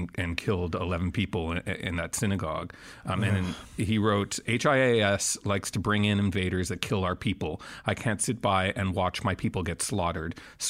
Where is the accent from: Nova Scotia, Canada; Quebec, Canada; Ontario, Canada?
Quebec, Canada; Montreal; I grew up in Montreal, Canada